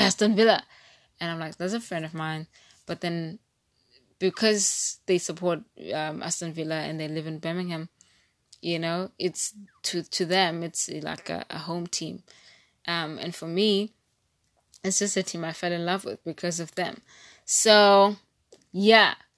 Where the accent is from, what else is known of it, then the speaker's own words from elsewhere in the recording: East London, Eastern Cape, South Africa; I'm from East London and not P